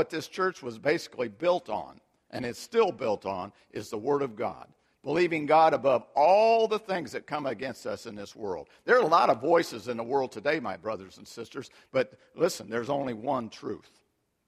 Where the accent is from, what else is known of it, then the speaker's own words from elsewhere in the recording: United States; we've been so fortunate to live and be born and raised in America